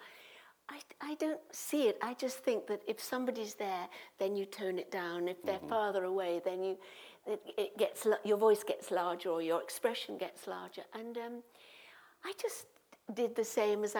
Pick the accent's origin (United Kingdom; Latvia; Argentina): United Kingdom; Midlands; I'm from the Midlands